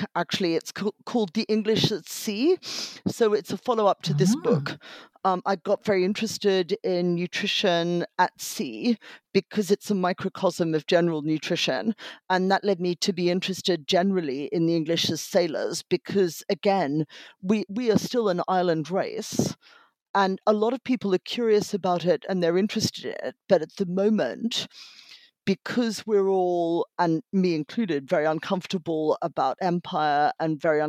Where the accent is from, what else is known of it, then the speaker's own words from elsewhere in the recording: Australia; I grew up in Australia and therefore studied Captain Cook and his voyages every year in primary school.